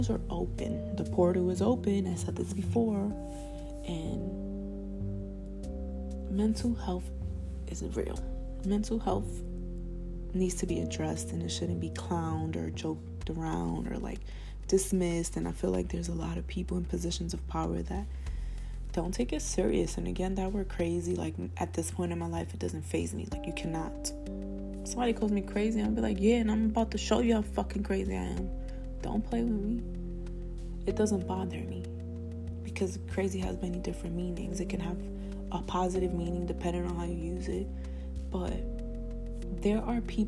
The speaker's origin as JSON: {"language": "English", "town": "New York City", "region": "New York", "country": "United States", "tie": "born or raised there", "accent": "Spanish", "said": "I was born in the Bronx"}